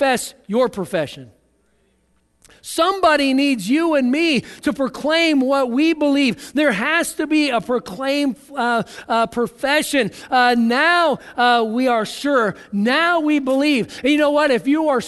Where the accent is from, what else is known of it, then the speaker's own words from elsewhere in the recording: United States; as American Christians